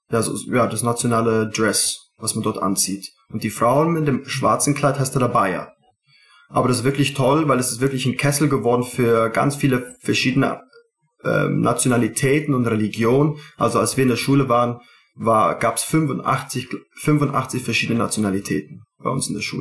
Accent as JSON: {"language": "German", "region": "Dubai", "country": "United Arab Emirates", "tie": "born or raised there", "said": "Ich bin eigentlich in Dubai geboren, meine Schwester in Saudi vor mir. Und ähm, da habe ich auch viele Jahre in meiner Jugend auch dort verbracht"}